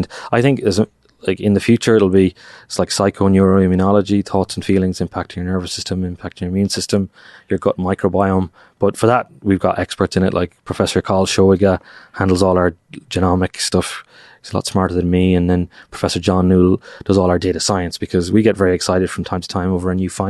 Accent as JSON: {"language": "English", "country": "Ireland", "said": "which upsets me to say as an Irishman."}